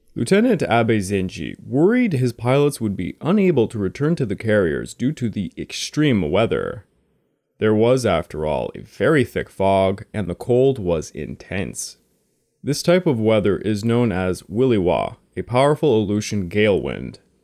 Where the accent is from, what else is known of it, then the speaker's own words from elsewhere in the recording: Quebec, Canada; I'm from Quebec, Canada, and it gets really bad here